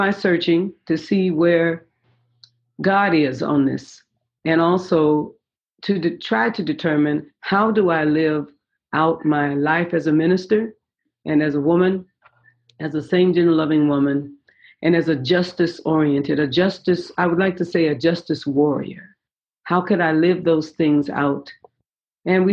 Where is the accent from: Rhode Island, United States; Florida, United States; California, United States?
California, United States; San Francisco; I was born in San Francisco, and raised in San Francisco